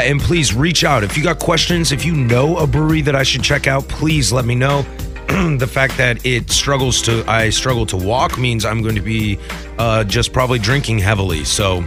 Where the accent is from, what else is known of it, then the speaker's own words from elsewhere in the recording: Pacific Northwest, United States; being born and raised in the Pacific Northwest